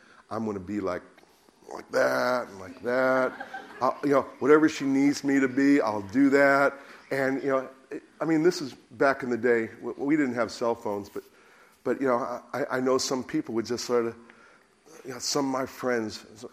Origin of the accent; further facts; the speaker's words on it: United States; now in United Kingdom; being an American